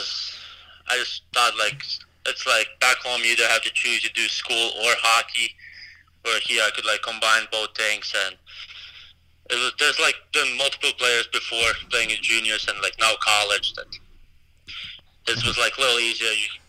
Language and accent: English; Latvia; now in United States; I just grew up playing Latvia. I think we only had like 16 rinks in the whole country when I was growing up.